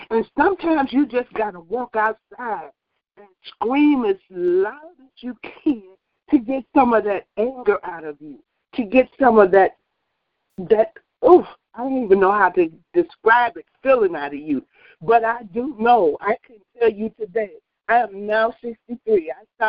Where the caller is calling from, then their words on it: Wisconsin, United States; I'm calling from Wisconsin.